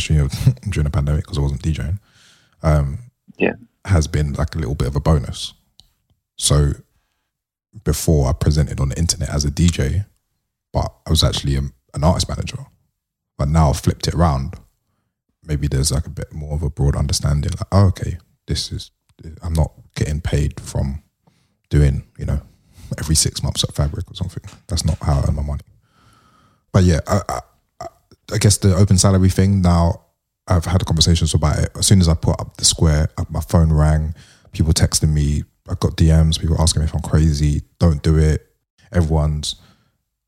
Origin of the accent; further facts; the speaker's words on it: London, United Kingdom; the way I grew up in London